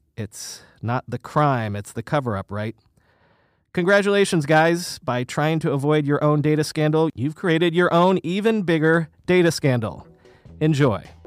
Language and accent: English; the South, United States; also born or lived in Northeast United States; now in New York, United States; I grew up in the South